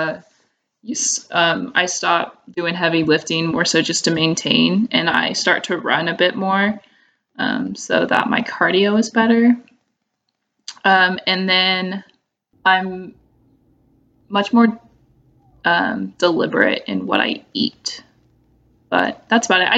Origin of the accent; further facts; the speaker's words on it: Kansas, United States; I'm from Kansas